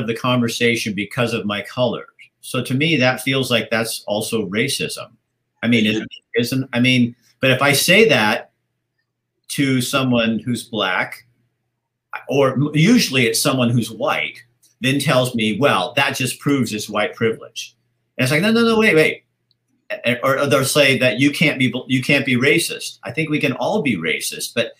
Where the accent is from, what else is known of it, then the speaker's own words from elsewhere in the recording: Oregon, United States; I grew up in Oregon.